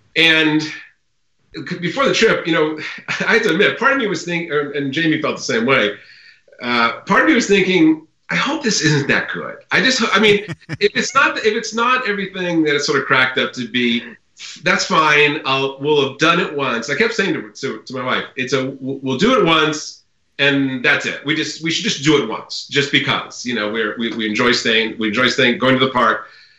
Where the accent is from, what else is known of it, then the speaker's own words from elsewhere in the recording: Connecticut, United States; I grew up in Connecticut